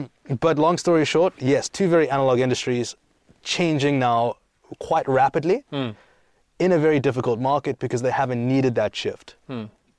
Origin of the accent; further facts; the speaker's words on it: South Africa; also born or lived in Greece; And then I grew up in South Africa, and I grew up in Greece, and then I studied in London, and I lived in America.